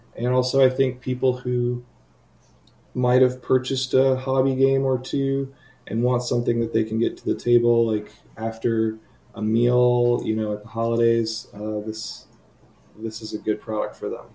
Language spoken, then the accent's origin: English; Charlotte, North Carolina, United States; I live in Charlotte, North Carolina. Uh, I run our local North Carolina game designers meetup